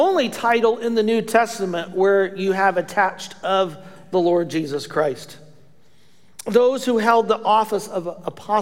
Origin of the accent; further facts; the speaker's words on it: Indiana, United States; accent: Hoosier; my Hoosier accent